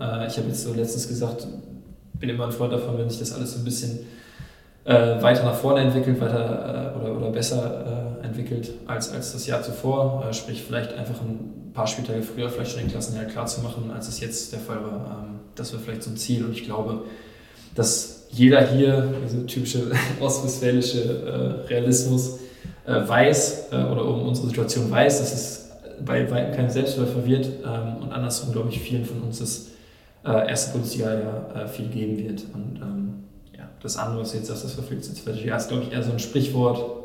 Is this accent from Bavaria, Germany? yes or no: no; Nordkirchen, North Rhine-Westphalia, Germany; in Nordkirchen, in meiner Heimat